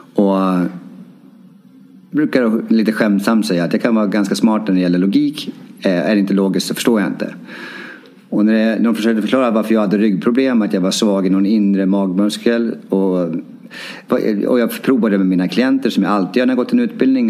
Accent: Timrå, Västernorrland County, Sweden; moved away as an adult; now in Stockholm, Sweden; även hemma i Timrå

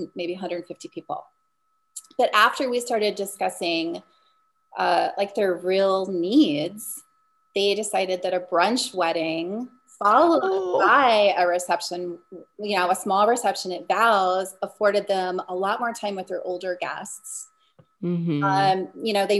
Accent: Iowa, United States; also born or lived in Southern California; now in Des Moines, United States; I grew up in Iowa. I am not from Des Moines originally

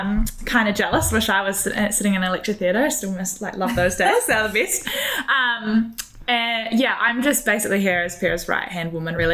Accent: Christchurch, Canterbury, New Zealand; I'm from Christchurch, and as I kind of mentioned, I've done quite a few, spent 7 years at the University of Canterbury studying and working and on the student union

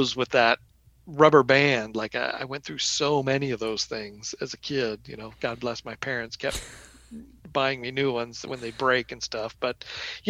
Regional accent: Oklahoma, United States; I grew up in Oklahoma

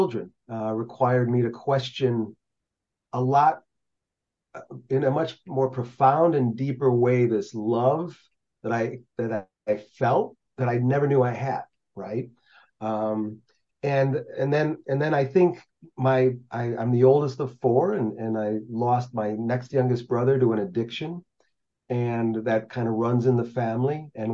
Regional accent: Chicago, Illinois, United States; Born and raised in the Chicagoland area

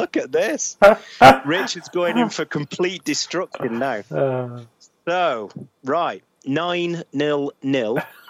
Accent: Northern England, United Kingdom; accent: northern; D for dog, that was, in case you're having trouble with my northern accent.

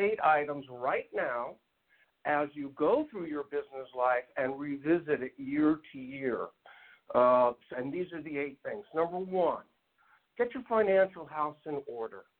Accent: San Diego, California, United States; also born or lived in Bronx, New York; now in Orange County, United States; I was born in the Bronx. Came out here as a young kid with the family, moved to San Diego, have been in Orange County for over 33 years.

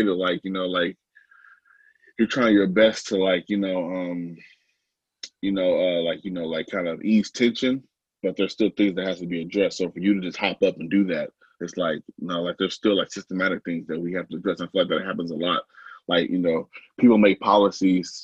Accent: Portland, Oregon, United States; I don't live in Portland, but I live in the Portland area. I'm from Portland though.

